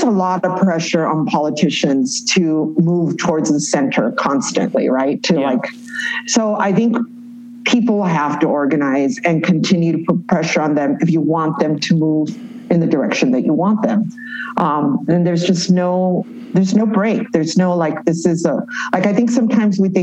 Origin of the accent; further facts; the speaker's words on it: Los Angeles, California, United States; moved away as an adult; now in Mexico City, Mexico; growing up in East LA, by being a Chicana